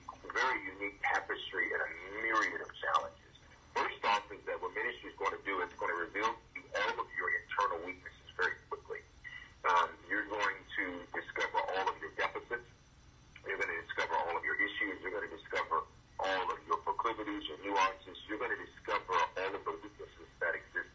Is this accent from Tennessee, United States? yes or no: yes; Memphis, Tennessee, United States; also born or lived in Denver; I was born in Denver, but raised in Memphis. And the inner city of Memphis, South Memphis